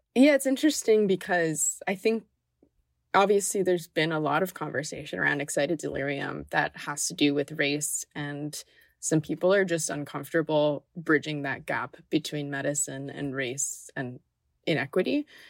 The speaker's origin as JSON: {"language": "English", "town": "Miami", "region": "Florida", "country": "United States", "tie": "born or raised there", "said": "growing up in Miami"}